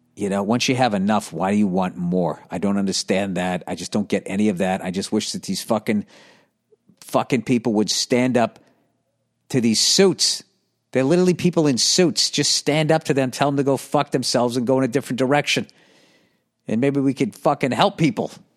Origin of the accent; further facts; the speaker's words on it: United States; as an American